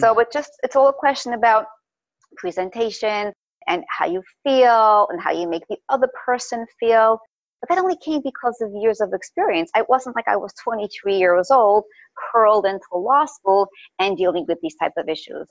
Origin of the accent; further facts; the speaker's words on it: New York City, New York, United States; also born or lived in Crown Heights, Brooklyn; I was born in Crown Heights. My parents moved to Park when I was about a year old.